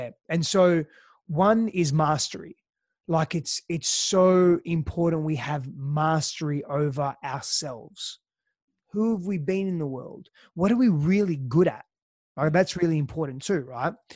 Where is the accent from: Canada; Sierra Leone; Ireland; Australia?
Australia; also born or lived in Greece; I was born in Australia, but then lived in Greece for the first few years of my life. Uh, my father's Greek, mother's Italian. And, and spent, um, you know, came back to Australia when, when I was about, I think, five, five and a bit